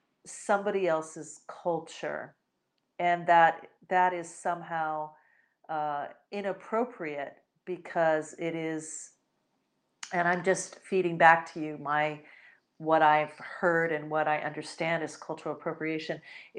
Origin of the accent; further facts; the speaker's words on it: United States; born there; I myself, I'm Puerto Rican and Spanish, but I was born in the United States of America. So while I am definitely American